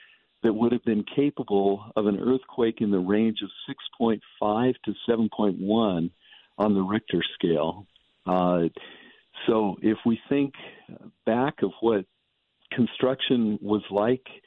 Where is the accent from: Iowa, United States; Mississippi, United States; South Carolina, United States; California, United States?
California, United States; San Joaquin Valley; I grew up in the San Joaquin Valley of California